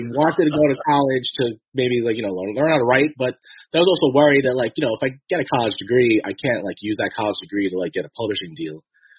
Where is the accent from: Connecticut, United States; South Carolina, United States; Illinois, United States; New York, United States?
New York, United States; New York City; also born or lived in Staten Island; I grew up in Brooklyn